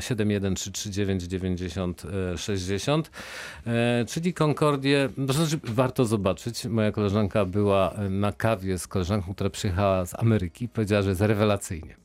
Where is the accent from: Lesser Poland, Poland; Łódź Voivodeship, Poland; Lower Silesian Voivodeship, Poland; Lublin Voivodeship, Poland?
Lower Silesian Voivodeship, Poland; Wrocław; jako wrocławianin